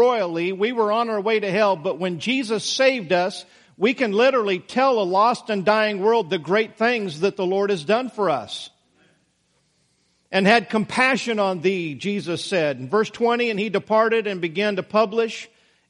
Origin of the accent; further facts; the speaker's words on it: Idaho, United States; Now, I grew up in Idaho.